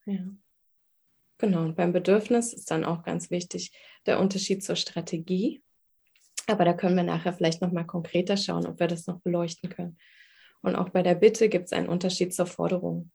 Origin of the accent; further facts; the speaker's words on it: Berlin, Germany; Ich bin Berlinerin, ähm, im Ostteil der Stadt geboren, die ersten sieben Jahre dort aufgewachsen